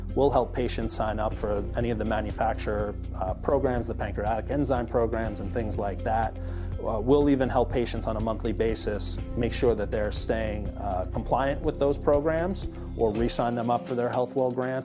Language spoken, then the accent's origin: English; New York, United States; also born or lived in Boston; I'm born and raised in New York